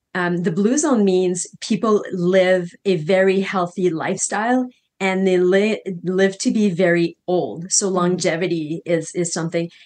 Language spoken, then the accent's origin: English; Canada; now in Costa Rica; I'm from Canada originally